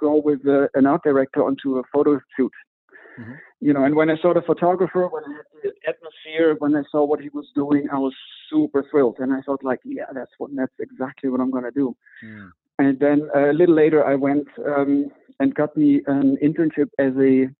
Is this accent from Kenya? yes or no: no; Düsseldorf, North Rhine-Westphalia, Germany; moved away as an adult; also born or lived in Mallorca; Moved back to my hometown, Düsseldorf